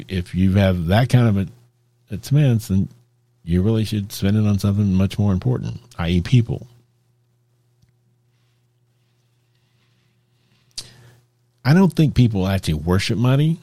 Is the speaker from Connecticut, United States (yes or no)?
no; Texas, United States; I grew up in Texas